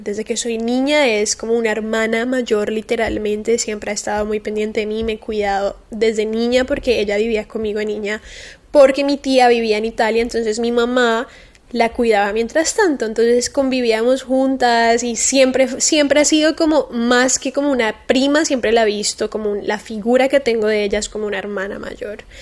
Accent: Cali, Valle del Cauca, Colombia; now in Miami, United States; Yo vengo de Cali, que es una ciudad de Colombia muy calurosa, obviamente estoy acostumbrada al calor

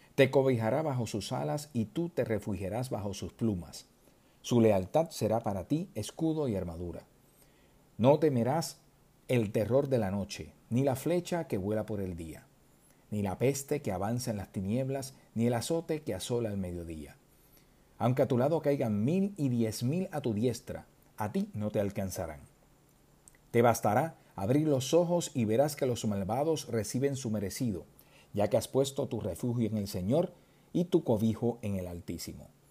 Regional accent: southern Puerto Rico, Puerto Rico; los que somos del sur de Puerto Rico

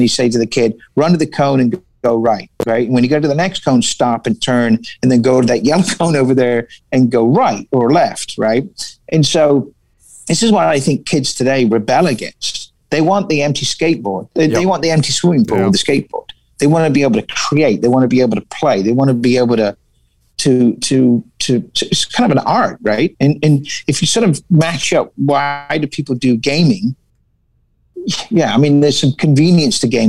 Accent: England, United Kingdom; moved away as an adult; also born or lived in La Crosse, Wisconsin / Milwaukee, Wisconsin; now in California, United States; I English, right? So moved here when I was 19

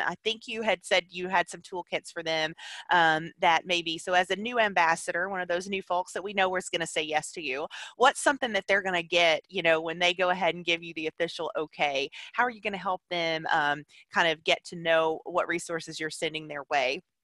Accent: Alabama, United States; now in Tennessee, United States; I live in Tennessee now. I'm originally from Alabama

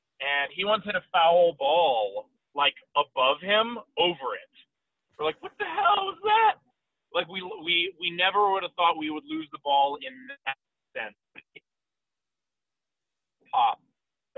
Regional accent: New York City, New York, United States; growing up in New York City, I mean, our grade school had, like, the strike zones painted on the outside of it

